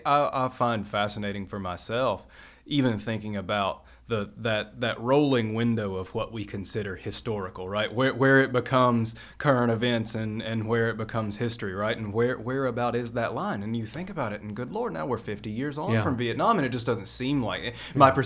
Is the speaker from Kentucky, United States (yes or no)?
yes; Kentucky, United States; Those were the stories about my family or my community that I grew up in Trigg County